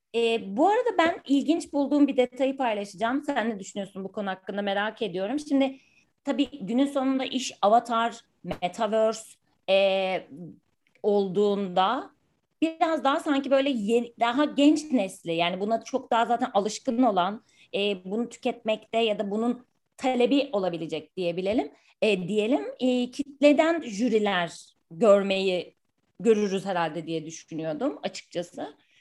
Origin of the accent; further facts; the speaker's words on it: Ankara, Turkey; ben Ankaralıyım